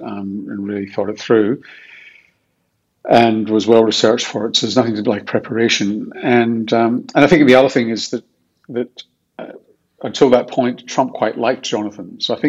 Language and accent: English; Glasgow, Scotland, United Kingdom; Well, of course, you never do know anything different. I mean, Glasgow is an interesting place.